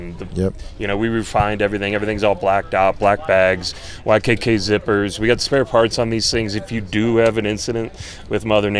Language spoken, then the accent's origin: English; Chicago, Illinois, United States; now in Colorado, United States; I'm a Colorado guy through and through. Oh, I grew up in Chicago